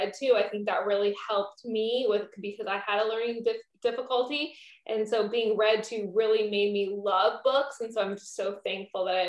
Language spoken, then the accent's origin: English; Littleton, Colorado, United States; I was born in Littleton.